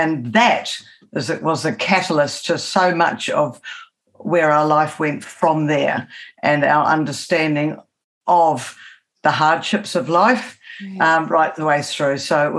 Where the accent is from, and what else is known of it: England, United Kingdom